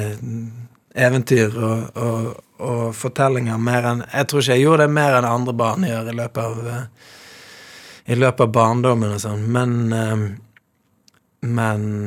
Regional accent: Bergen, Vestland, Norway; jeg vokste opp i Mjølkeråen

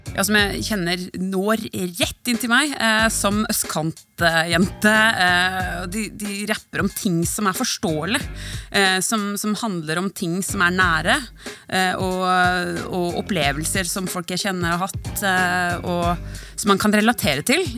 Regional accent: Norway; vi nordmenn

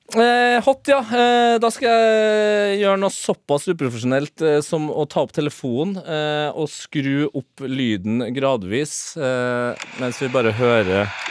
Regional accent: Trøndelag, Norway; som trønder

